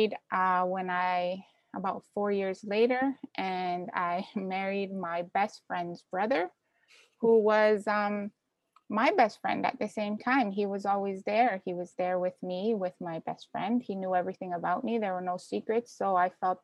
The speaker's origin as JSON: {"language": "English", "country": "Canada", "tie": "born or raised there", "also_born_or_lived": "Ecuador / New Orleans", "said": "I was born in Ecuador, came to Canada when I was young, and then we had gone back when I was 13"}